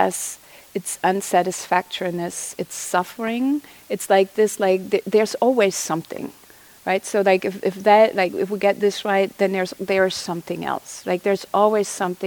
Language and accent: English; Germany; now in United States; I didn't grow up here, I'm from Germany